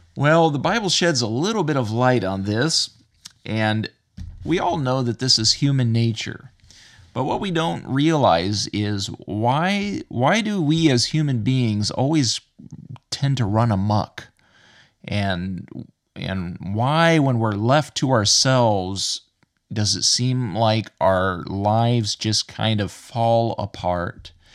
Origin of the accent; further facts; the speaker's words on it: United States; now in Ireland; as an American living in Ireland